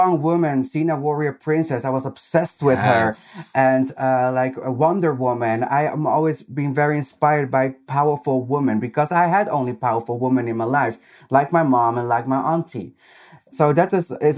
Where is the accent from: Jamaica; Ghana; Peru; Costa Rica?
Peru; English is a second language; also born or lived in Netherlands; now in Amsterdam, Netherlands; I come from Peru, and in Peru, it's not really accepted homosexuality or femininity